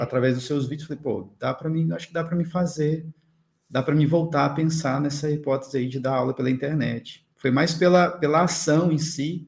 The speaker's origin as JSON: {"language": "Portuguese", "area": "Cachoeiro de Itapemirim", "region": "Espírito Santo", "country": "Brazil", "tie": "born or raised there", "moved": "as an adult", "lives_now": "Florianópolis, Brazil", "said": "Sou natural de Cachoeira da Pimirim, Espírito Santo. Sou do Espírito Santo"}